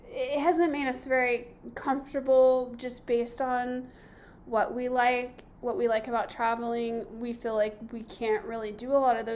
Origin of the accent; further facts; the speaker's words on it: Southern California, United States; moved away as an adult; we're from Southern California